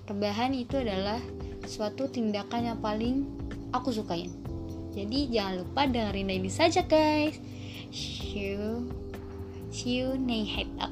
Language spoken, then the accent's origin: Indonesian; Jakarta, Indonesia; aku asal dari Jakarta